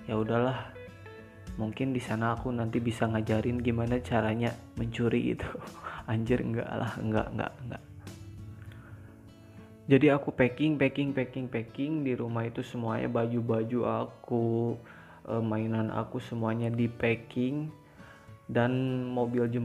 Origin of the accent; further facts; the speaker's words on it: Bandung, West Java, Indonesia; Jadi aku itu asal Bandung, aku asli Bandung, aku lahir di Bandung, meskipun di kabupaten sih tapi tetap aku itu lahir di Bandung